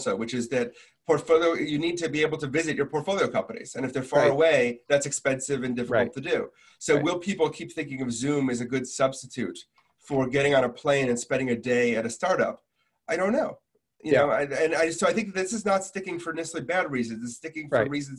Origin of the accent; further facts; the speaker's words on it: Milwaukee, Wisconsin, United States; I grew up in Milwaukee, Wisconsin